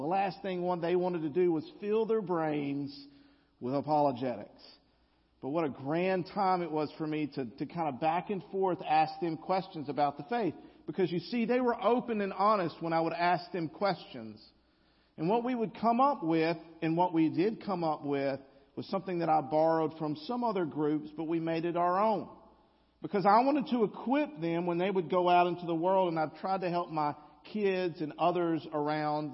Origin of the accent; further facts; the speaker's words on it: the South, United States; accent: Southern drawl (implied)